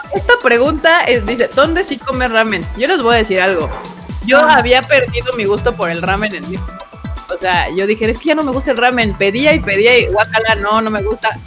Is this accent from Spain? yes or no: no; Mexico; yo soy mexicano